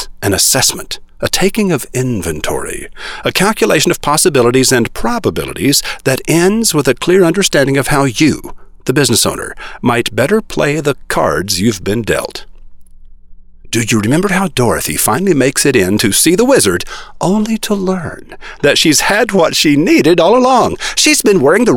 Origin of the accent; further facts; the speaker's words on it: Oklahoma, United States; also born or lived in Texas; I was born in Texas and raised with rough boys in Oklahoma